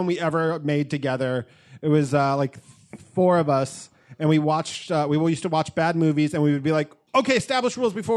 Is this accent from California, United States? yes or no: no; Pennsylvania, United States; moved away; I grew up in Pennsylvania, and that's where I went to college